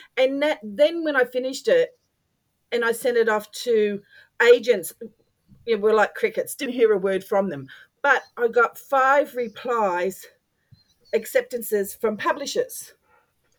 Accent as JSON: {"language": "English", "country": "Australia"}